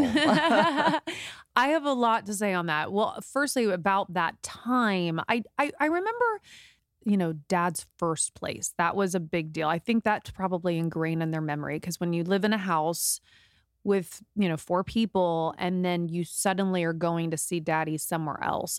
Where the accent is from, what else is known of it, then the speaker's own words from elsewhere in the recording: Indiana, United States; moved away as an adult; now in Los Angeles, United States; this was back in the Midwest. We're from Indiana